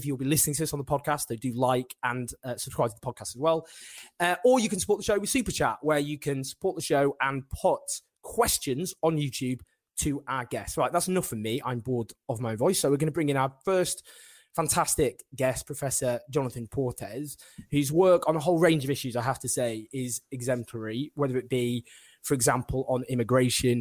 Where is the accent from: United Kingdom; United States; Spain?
United Kingdom; Manchester, North West England; my hometown Manchester